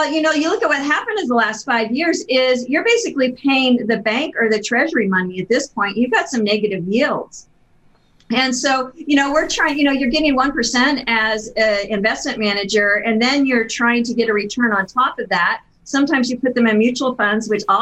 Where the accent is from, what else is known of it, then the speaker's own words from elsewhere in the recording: Pendleton, Oregon, United States; I was born in Pendleton, Oregon